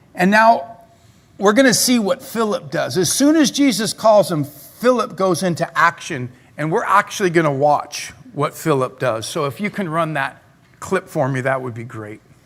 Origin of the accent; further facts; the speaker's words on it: Claremont, California, United States; also born or lived in La Verne / Pomona; when I was really little, I grew up in Claremont. Then I moved to Laverne in my junior high, high school years. And then I lived in Pomona for a number of years all over the place